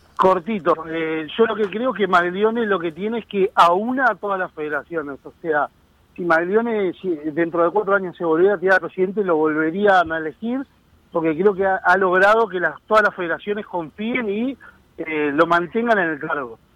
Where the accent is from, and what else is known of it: Uruguay